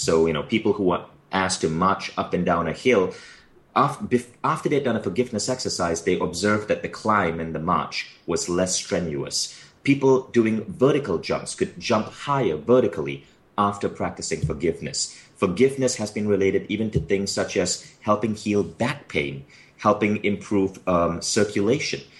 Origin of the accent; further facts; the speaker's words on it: Malaysia; moved away as an adult; a kid born in Malaysia with my, with my odd accent